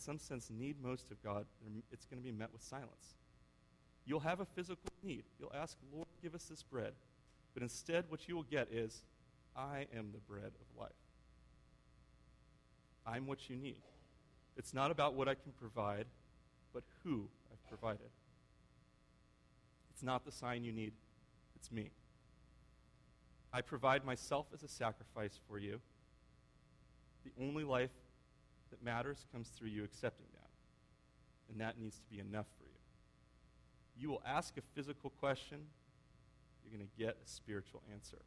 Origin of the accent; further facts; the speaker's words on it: United States; I'm an American father